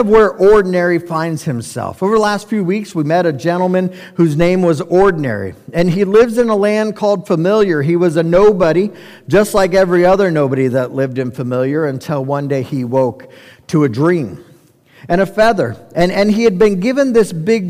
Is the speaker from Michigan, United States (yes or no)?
no; Colorado, United States; we're from Colorado.